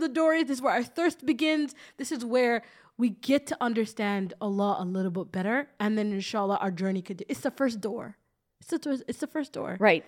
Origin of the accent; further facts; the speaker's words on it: Toronto, Ontario, Canada; I'm from Toronto, the six.